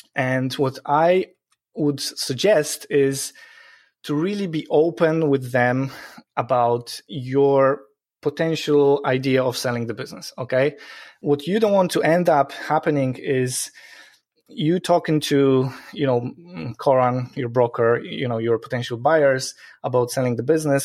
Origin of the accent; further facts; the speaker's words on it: Poland; moved away as an adult; now in Ireland; It's a weird sounding Polish name because I'm originally from Poland. Um, I moved to Ireland 12 years ago